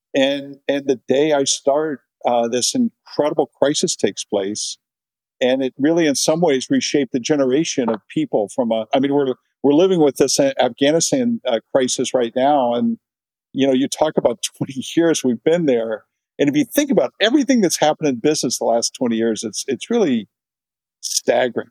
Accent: Cincinnati, Ohio, United States; I grew up in Cincinnati, Ohio, kind of a classic middle class uh, upbringing

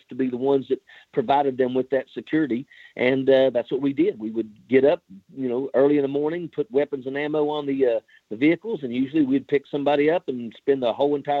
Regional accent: Logan County, West Virginia, United States; I grew up in Logan County, West Virginia, southern part of the state, in the coal fields.

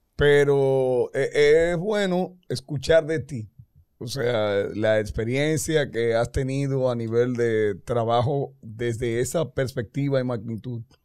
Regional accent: Dominican Republic; nosotros. como, los dominicanos

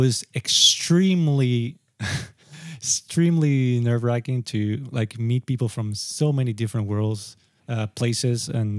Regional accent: Sri Lanka; now in Japan; And then I come to Japan and I'm like, oh, I'm from Sri Lanka.

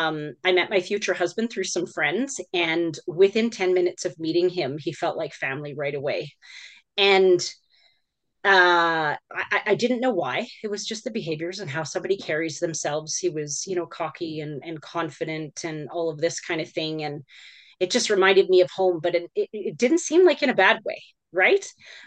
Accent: Alberta, Canada; born there; I was born in Alberta.

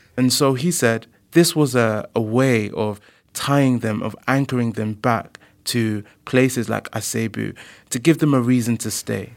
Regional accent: London, United Kingdom; as a black person myself who was born and grew up in London

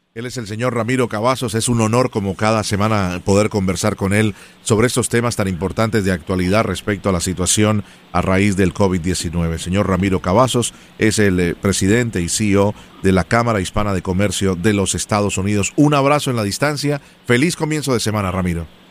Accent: Colombia; como colombiano y amante del café

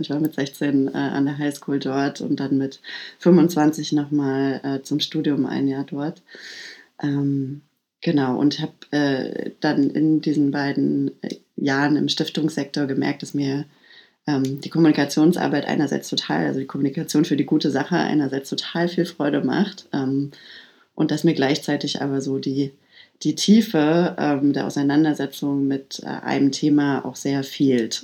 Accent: Halle, Saxony-Anhalt, Germany; ich komme ähm, aus Ostdeutschland. Ich komme aus Halle, Halle an der Saale. Bin äh, sechs Jahre alt gewesen, als die Mauer gefallen ist

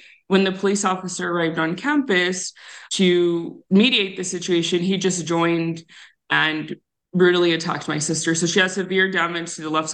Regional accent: Tucson, Arizona, United States; I grew up on the south side of Tucson

